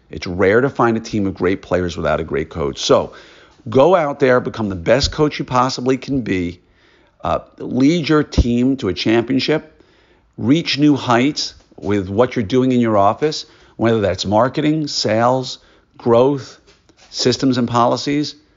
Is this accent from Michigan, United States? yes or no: no; New York, United States; I grew up in New York